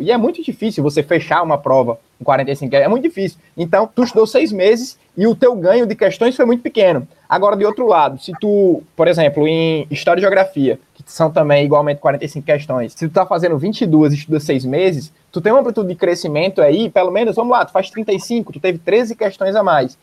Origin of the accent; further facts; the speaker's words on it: Natal, Rio Grande do Norte, Brazil; also born or lived in Barbacena, Minas Gerais; como eu era de Natal, como eu sou de Natal